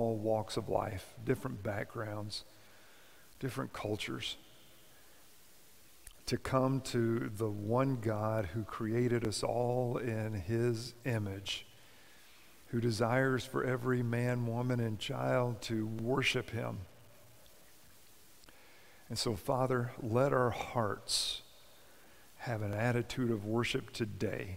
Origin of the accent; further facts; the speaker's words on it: Kentucky, United States; my home state of Kentucky